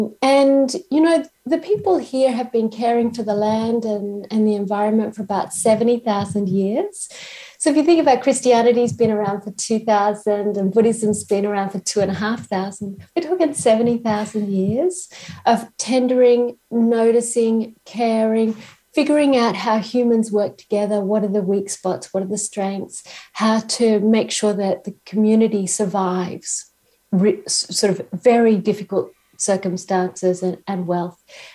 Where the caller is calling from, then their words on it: Queensland, Australia; I'm calling from Australia, from Queensland, and I'm in an Aboriginal country, First Nations country called Gubbi Gubbi Country.